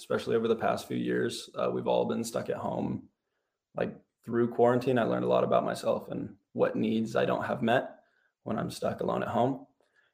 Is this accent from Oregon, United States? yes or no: yes; Happy Valley, Oregon, United States; I'm from Happy Valley, Oregon. I'm a senior